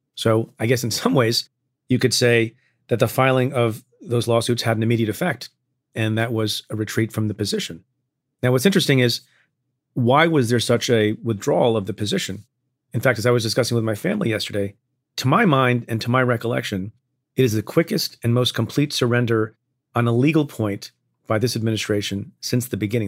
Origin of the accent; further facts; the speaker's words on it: Eatontown, New Jersey, United States; now in New York, United States; I grew up in a town called Eatontown, New Jersey